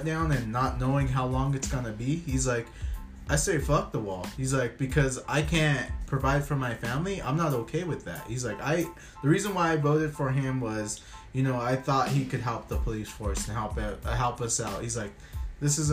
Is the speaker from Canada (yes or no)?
no; United States; as an American